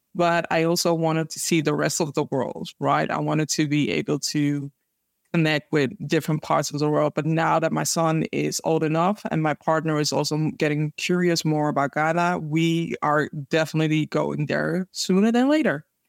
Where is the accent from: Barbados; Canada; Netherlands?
Netherlands; Amsterdam, North Holland; born and raised in Amsterdam, the Netherlands.